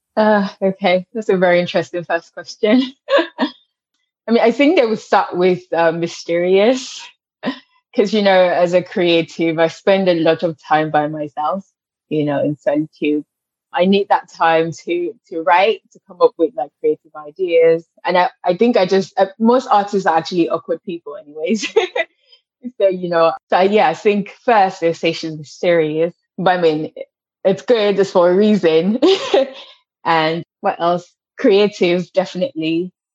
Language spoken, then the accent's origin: English; Lagos, Nigeria; moved away as an adult; now in New York, United States; I grew up in Lagos